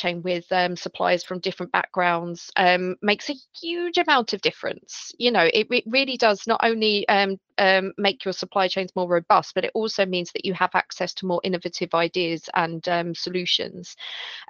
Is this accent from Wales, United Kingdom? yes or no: no; London, United Kingdom; I grew up in Southeast London.